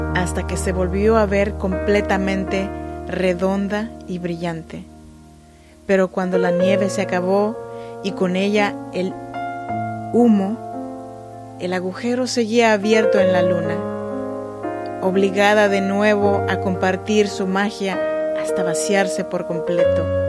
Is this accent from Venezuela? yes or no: no; Chinantla region, Oaxaca, Mexico; yo soy mexicana, oaxaqueña de la región chinanteca